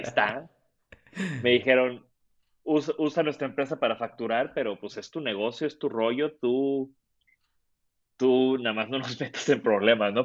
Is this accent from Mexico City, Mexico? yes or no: no; Tampico, Tamaulipas, Mexico; yo soy de Tampico